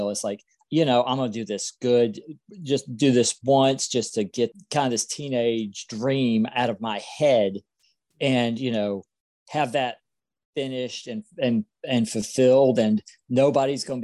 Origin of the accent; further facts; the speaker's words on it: South Carolina, United States; I'm from South Carolina and I'm 44 years old.